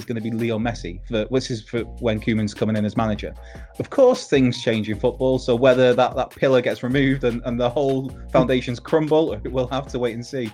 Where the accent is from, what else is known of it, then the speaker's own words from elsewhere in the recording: Wrexham, Wales, United Kingdom; I'm from Wrexham